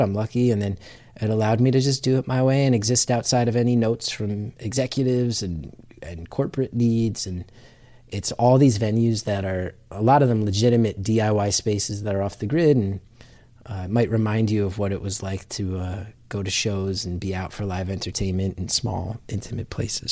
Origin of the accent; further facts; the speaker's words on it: New Jersey, United States; growing up in North Jersey, my town, I think, was twelve miles from Manhattan